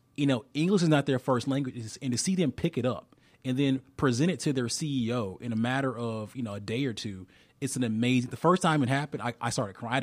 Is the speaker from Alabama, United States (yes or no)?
yes; Alabama, United States; I'm from Alabama